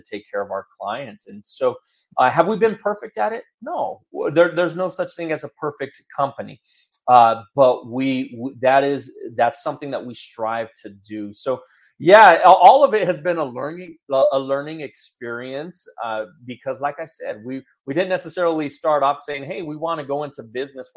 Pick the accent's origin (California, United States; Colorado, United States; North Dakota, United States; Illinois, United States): Colorado, United States; Denver; I was born and raised in the Denver area